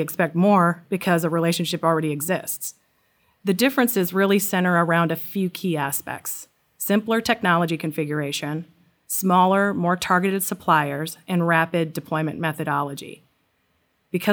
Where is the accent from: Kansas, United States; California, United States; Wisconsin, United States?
Wisconsin, United States; also born or lived in Seattle / London; now in Baltimore, United States; So I'm from Wisconsin originally. I started my career there. We lived in Seattle, and then we moved to London, and we're now based at our corporate headquarters outside of Baltimore, Maryland.